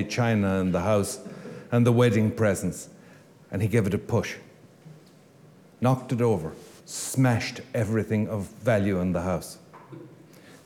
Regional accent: Ireland; I come from Lewisburg

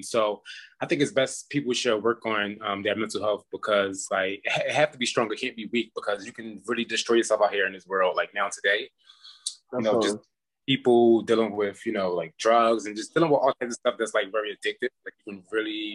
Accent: Philadelphia, Pennsylvania, United States; now in Las Vegas, United States; I'm from Philadelphia, Pennsylvania.

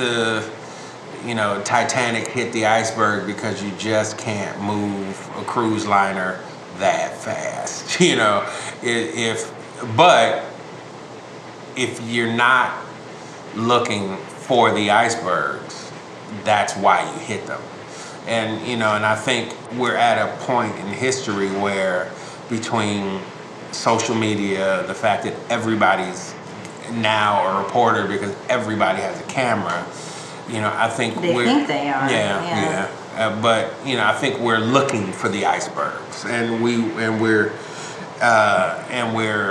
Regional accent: United States; one as a black man, two as an American

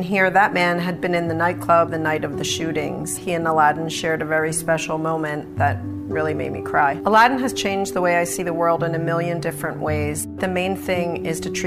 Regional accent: Haddonfield, New Jersey, United States; also born or lived in North Wildwood, New Jersey; I'm from Haddonfield and North Wildwood, New Jersey.

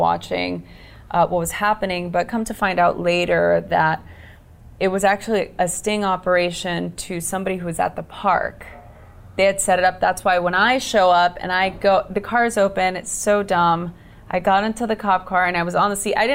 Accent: Los Angeles, California, United States; I grew up in East Los Angeles during the LA riots in the early 90s

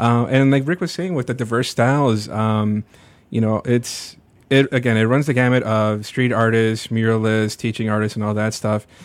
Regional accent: Burbank, Illinois, United States; also born or lived in Little Village, Chicago; December of ninety-two, we moved out to, to Burbank

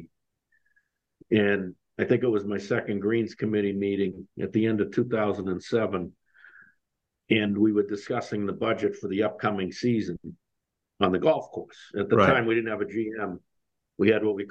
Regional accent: Scituate, Massachusetts, United States; I grew up in Scituate, Massachusetts

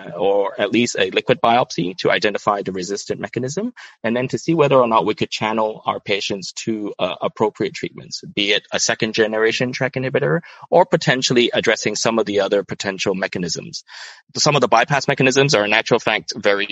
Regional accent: Hong Kong; also born or lived in Toronto, Canada; I was brought up and trained in Hong Kong

